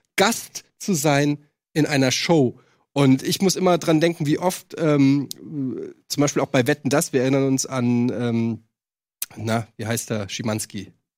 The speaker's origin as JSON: {"language": "German", "town": "Frankfurt", "region": "Hesse", "country": "Germany", "tie": "born or raised there", "moved": "as an adult", "said": "von 20 weg aus Frankfurt, also fast die Hälfte meines Lebens lebe ich gar nicht mehr in, in, in der Stadt, in der ich groß geworden bin."}